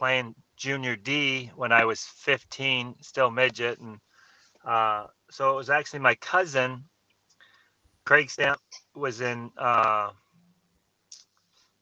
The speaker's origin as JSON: {"language": "English", "town": "Haliburton", "region": "Ontario", "country": "Canada", "tie": "born or raised there", "said": "I grew up in Halliburton"}